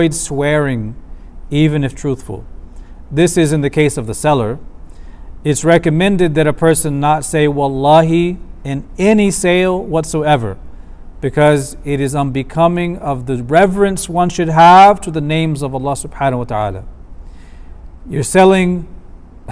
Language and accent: English; United States; as an American man